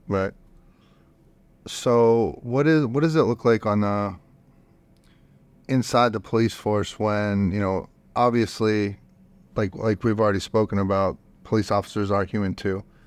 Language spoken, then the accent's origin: English; Youngstown, Ohio, United States; now in Austin, United States; I'm from Youngs-, Youngstown, Ohio